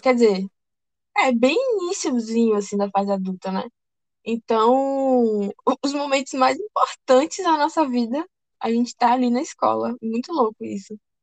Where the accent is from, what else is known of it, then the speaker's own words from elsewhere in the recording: Ilhéus, Bahia, Brazil; also born or lived in Rio de Janeiro; eu me mudei do Rio de Janeiro para cá, né, para Ilhéus. E aí eu estudei numa escola dois anos